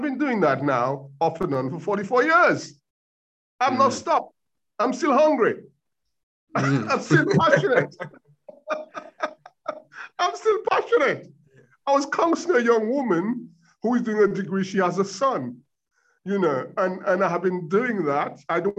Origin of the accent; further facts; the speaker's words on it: Dominica; born there; also born or lived in United States / Africa; And I spent 15 years in America where I lived. So I've got sort of, and I was born in Dominica in the Caribbean. I've been to Africa. I lived there.